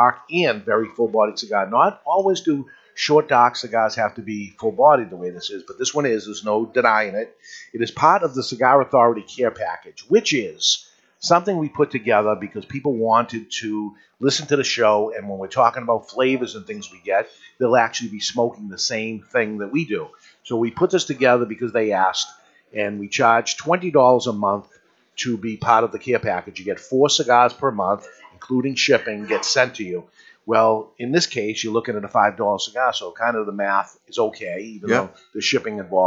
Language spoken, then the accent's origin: English; Boston, Massachusetts, United States; accent: New England; Along with the New England accent, yes, we are up here. We're from the Boston area